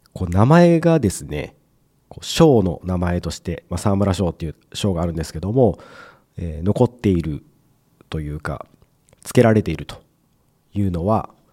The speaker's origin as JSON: {"language": "Japanese", "region": "Mie", "country": "Japan", "tie": "born or raised there", "said": "僕も同じ三重県"}